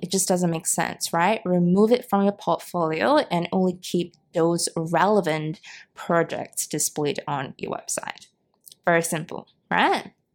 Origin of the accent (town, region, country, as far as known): Singapore; born or raised there